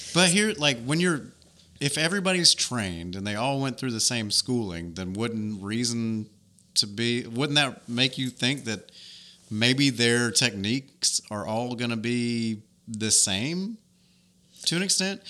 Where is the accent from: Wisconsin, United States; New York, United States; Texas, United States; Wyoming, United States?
New York, United States; now in Dothan, United States; She lives in my hometown in New York